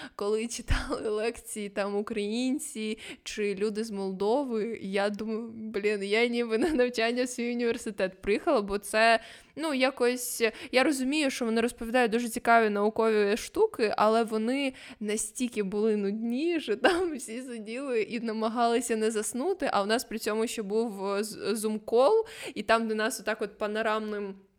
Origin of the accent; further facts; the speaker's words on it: Ukraine; ми з України